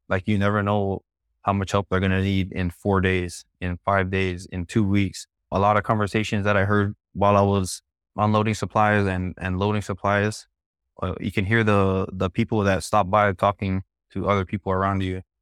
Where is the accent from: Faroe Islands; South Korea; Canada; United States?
United States; Laie, Hawaii; I'm from Laie